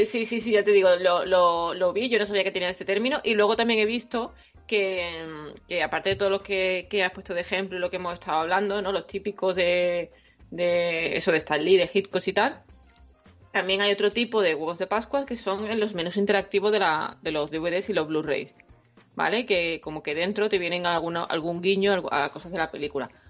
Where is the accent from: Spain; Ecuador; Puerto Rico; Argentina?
Spain; Andalusia; accent: Andalusian